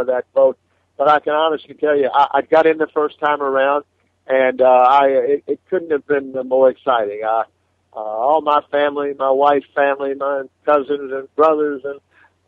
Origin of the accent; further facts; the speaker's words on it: Little Rock, Arkansas, United States; I grew up in Little Rock